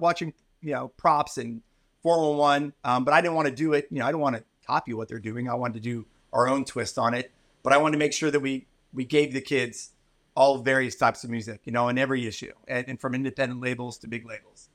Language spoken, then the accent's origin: English; Philadelphia, Pennsylvania, United States; I grew up in the East Coast and Philly